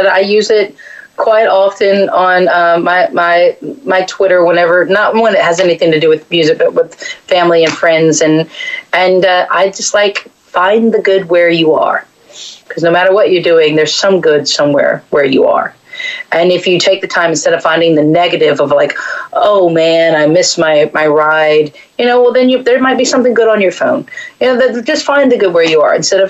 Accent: Texas, United States; And then I never said I was from America because I'm from Texas. So I was like, I'm from Texas.

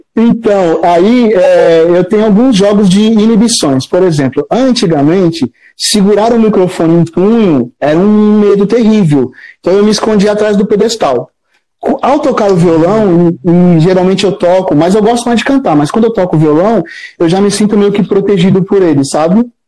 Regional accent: Guarujá, São Paulo, Brazil; moved away as an adult; now in São Paulo, Brazil; Eu sou do litoral de São Paulo, mas as minhas avós são, são uma do Maranhão, Paraíba, desculpa, e a outra do Ceará

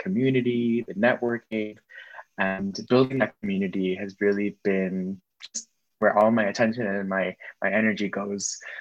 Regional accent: Miami, Florida, United States; born or raised there

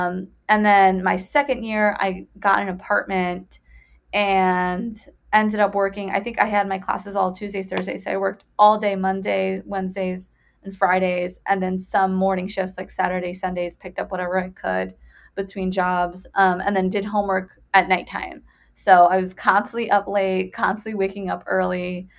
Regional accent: Bridgeport, Connecticut, United States; So I am originally from Bridgeport, Connecticut, which is an inner city. It's kind of an hour, I think, out of New York City. But yeah, I was raised by a single mom.

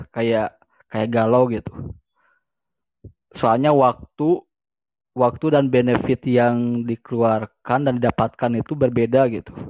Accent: West Java, Indonesia; saya orang Sunda, saya orang Sunda.

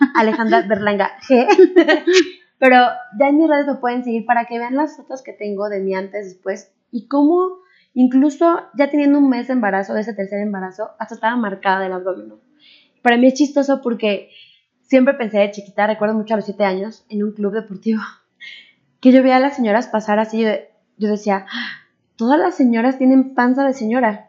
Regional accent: Mexico; also born or lived in Japan; yo era la exótica mexicana

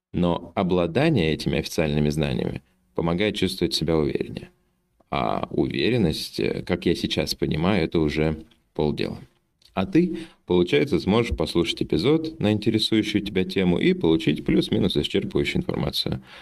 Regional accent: Omsk, Omsk Oblast, Russia; now in Lisbon, Portugal; Родился я в Сибири, в городе Омске, а живу в Лиссабоне

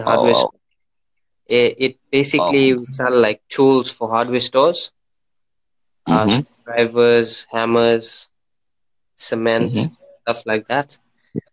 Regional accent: Durban, KwaZulu-Natal, South Africa; I'm from South Africa

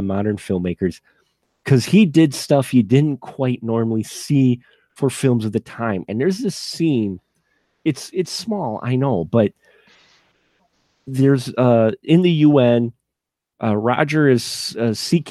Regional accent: Midwest, United States; we're from the Midwest

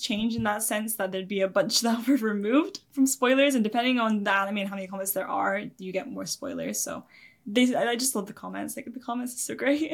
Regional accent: Scotland, United Kingdom; also born or lived in England; from the age of seven, before that I was in England, and then I moved to Scotland when I was seven. I've been here ever since.

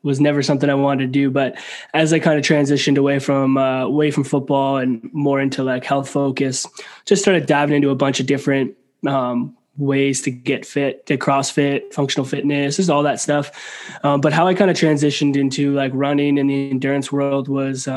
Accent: Canada; I'm a Canadian boy at heart

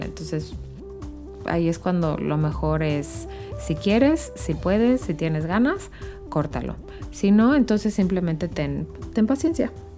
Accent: Querétaro, Mexico; Yo soy de Querétaro

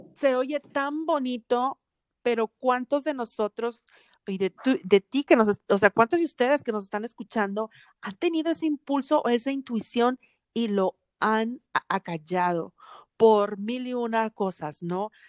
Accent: Monterrey, Nuevo León, Mexico; now in Atlanta, United States; crecimos en Monterrey, una ciudad muy conservadora

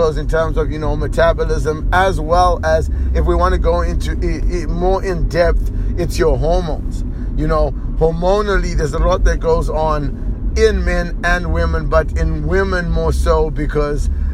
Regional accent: Zimbabwe; I am from Zimbabwe

